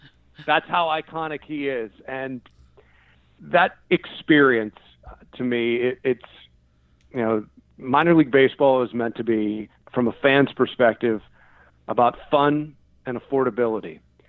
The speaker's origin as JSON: {"language": "English", "area": "outside of Pittsburgh", "region": "Pennsylvania", "country": "United States", "tie": "born or raised there", "said": "I grew up outside of Pittsburgh"}